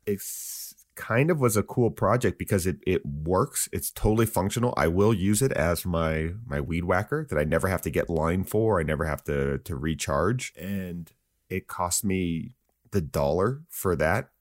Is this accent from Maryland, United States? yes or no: no; Santa Barbara, California, United States; That's my hometown.